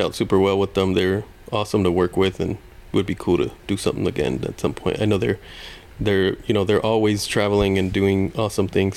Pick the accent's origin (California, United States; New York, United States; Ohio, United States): California, United States; Long Beach; I grew up in Long Beach